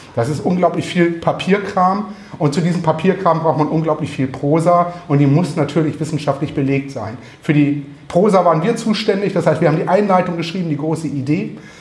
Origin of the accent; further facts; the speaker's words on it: Northern Germany, Germany; Wir Norddeutschen